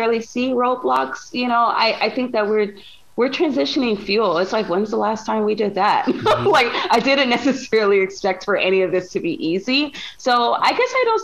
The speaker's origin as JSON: {"language": "English", "town": "Los Angeles", "region": "California", "country": "United States", "tie": "born or raised there", "said": "I'm from South Central Los Angeles, and the community I grew up in, we're very, you know, tight community based"}